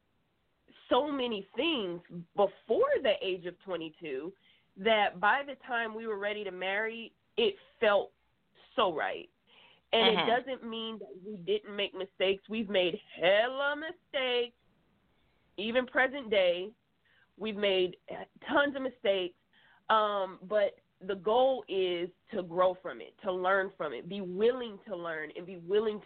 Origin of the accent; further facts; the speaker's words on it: Atlanta, Georgia, United States; moved away as an adult; now in California, United States; I was born and raised in Atlanta